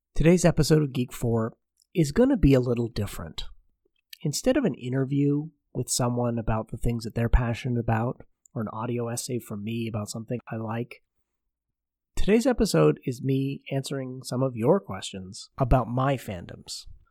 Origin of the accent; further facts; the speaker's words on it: Oshawa, Ontario, Canada; Growing up in Oshawa, Ontario, Canada